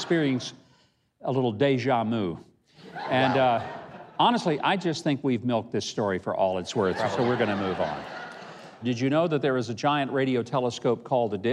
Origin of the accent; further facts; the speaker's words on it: United States; I'm an American.